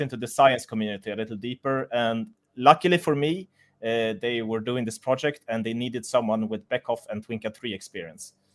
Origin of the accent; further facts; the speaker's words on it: Sweden; moved away as an adult; now in Munich, Germany; I'm from Sweden, but I, I moved here for a job